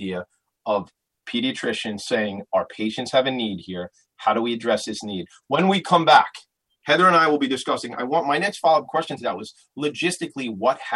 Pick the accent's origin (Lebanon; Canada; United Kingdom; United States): United States; Long Island, New York; this is my hometown